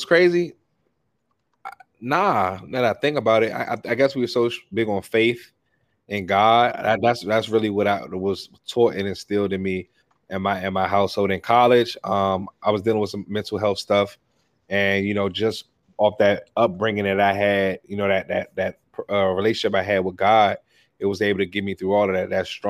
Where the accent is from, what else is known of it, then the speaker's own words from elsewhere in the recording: Washington, District of Columbia, United States; I grew up in Washington D.C. I have two younger brothers.